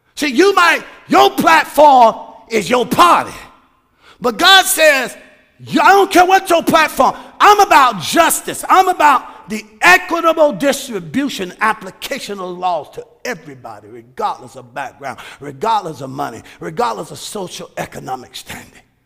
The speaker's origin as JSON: {"language": "English", "country": "United States", "said": "I'm an American"}